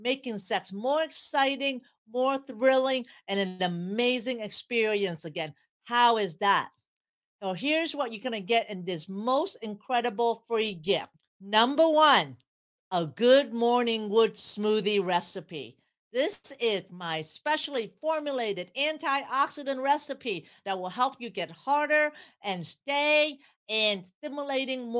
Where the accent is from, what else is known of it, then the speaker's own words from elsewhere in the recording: San Jose, California, United States; I grew up in San Jose, California